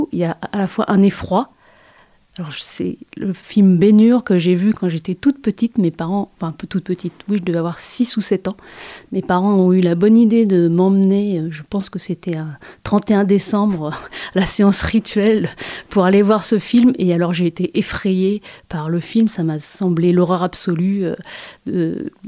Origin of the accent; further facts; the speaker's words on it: Nantes, Pays de la Loire, France; je suis née à Nantes